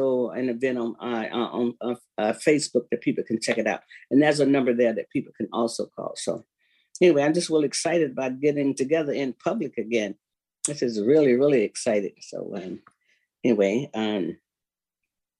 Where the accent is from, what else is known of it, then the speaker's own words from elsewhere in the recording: Florida, United States; now in Seattle, United States; I grew up in Florida